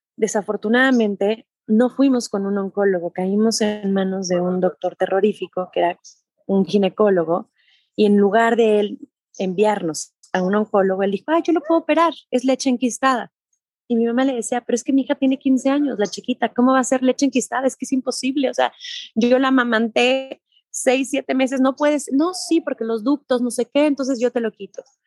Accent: Mexico; soy mexicana

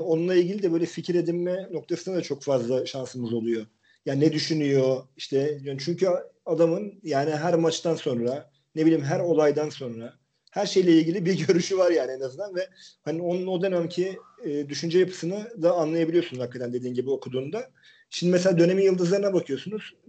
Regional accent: Turkey; biz söyledik işte Türk'üz diye.

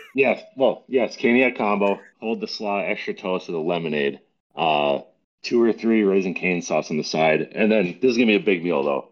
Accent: Minnesota and North Dakota, Midwest, United States; moved away as an adult; now in New Jersey, United States; I was born and raised in Minnesota and North Dakota

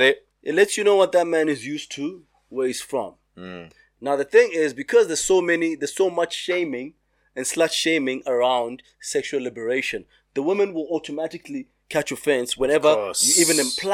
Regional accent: South Africa; we told them that we're from South Africa.

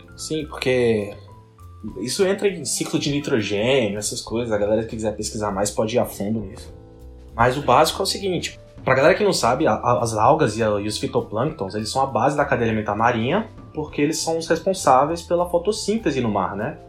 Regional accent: Brazil; eu sou brasileiro

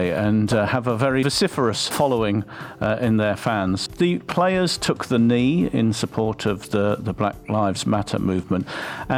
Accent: England, United Kingdom; now in Hungary; No, I'm English.

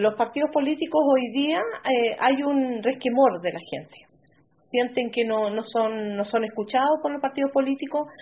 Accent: San Juan de la Costa, Los Lagos, Chile; Soy San Juan de la Costa, nací en esta comuna

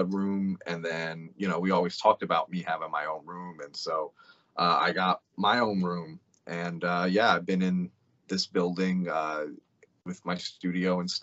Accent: Glendale, Arizona, United States; I'm from Glendale, just outside of Phoenix

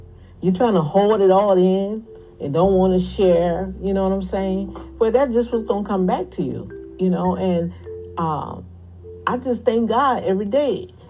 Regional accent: New Orleans, Louisiana, United States; accent: New Orleans Cajun; But then when I get excited, yeah, you know, that New Orleans Cajun stuff coming out of there.

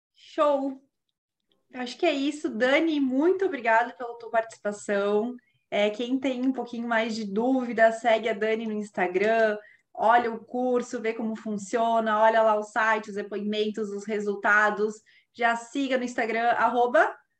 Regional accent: Caxias do Sul, Rio Grande do Sul, Brazil; moved away; eu que venho de uma região lá do, do, sul, que é totalmente industrial

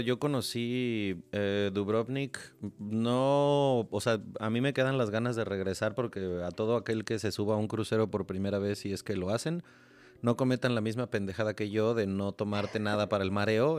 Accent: Mexico

